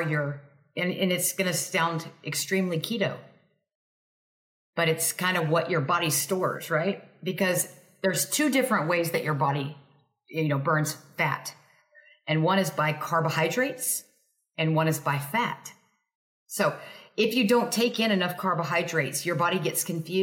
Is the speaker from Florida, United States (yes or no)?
no; Texas, United States; I'm from Texas